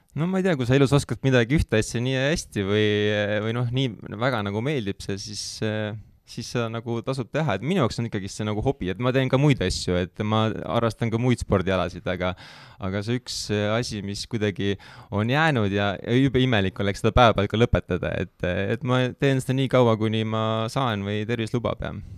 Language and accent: Estonian; Tallinn, Harju County, Estonia; ma olen sealt Kristiine kandist